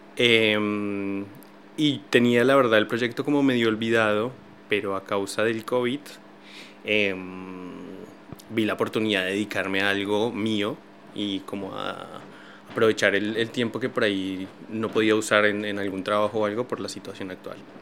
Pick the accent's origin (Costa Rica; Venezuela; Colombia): Colombia; moved away as an adult; also born or lived in Buenos Aires, Argentina; now in Paris, France; Yo soy colombiano, como tú decías, tengo 30 años. Eh, hace 11, 12 años salí de mi país, me fui para Argentina